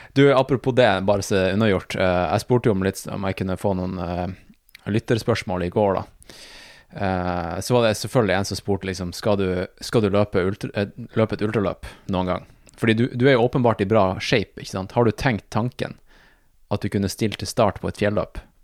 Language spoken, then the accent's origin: Norwegian; Tromsø, Troms, Norway; also born or lived in United States; Det er jo jeg også